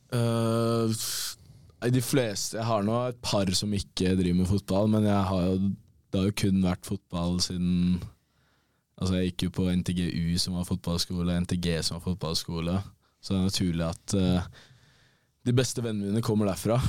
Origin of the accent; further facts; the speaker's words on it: Bærum, Akershus, Norway; moved away as an adult; also born or lived in Molde; now in Denmark; det var ikke så mye hjemme i Bærum bortsett fra i ferier